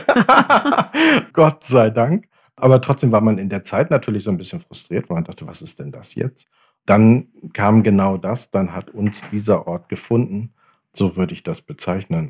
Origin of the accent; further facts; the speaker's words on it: Oldenburg, Lower Saxony, Germany; moved away; also born or lived in Hamburg; Ich bin in Hamburg geboren, ich bin in Oldenburg aufgewachsen und dann später wieder zurück nach Hamburg